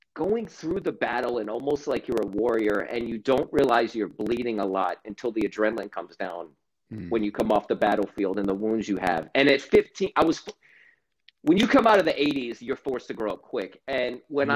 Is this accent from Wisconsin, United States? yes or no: no; Stuart, Florida, United States; I grew up in Stuart, Florida